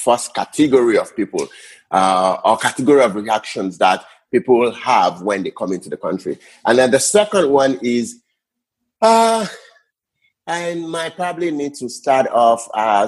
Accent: Nigeria; moved away as an adult; now in Canada; I am from Niger, our people. By the way, I left Nigeria in 2018 to come to Canada.

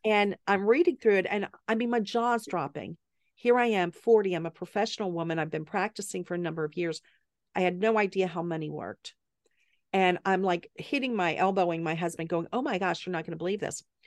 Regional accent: the South, United States; moved away as an adult; also born or lived in Pittsburgh, Pennsylvania / Atlanta, Georgia / South Carolina / Massachusetts; I'm from the South, grew up in Atlanta and South Carolina

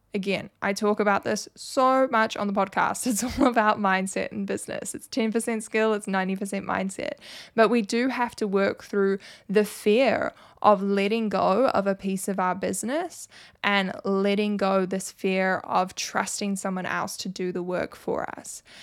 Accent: New Zealand; I'm obviously from New Zealand

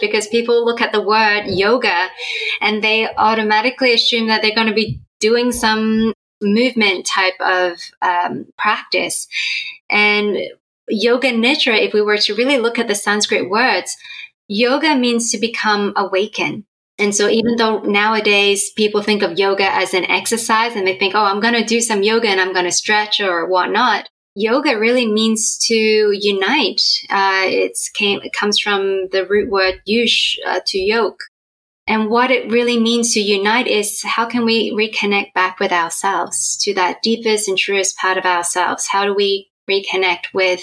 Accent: Australia; moved away; also born or lived in Hong Kong; I was born in Hong Kong and both my parents are from Hong Kong, but we moved to Australia when my sister and I were quite little. And so we grew up in Australia

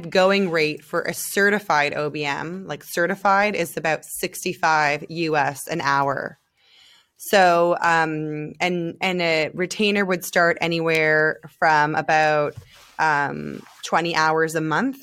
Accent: Canada; moved away as an adult; now in Israel; I'm Canadian

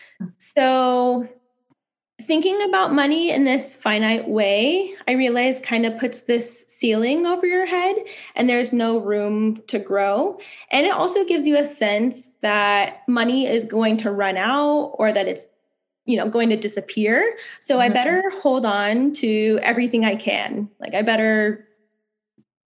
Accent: United States; moved away; also born or lived in San Francisco, California, United States; I grew up in Lake Tahoe and I really want to own a home there in my hometown.

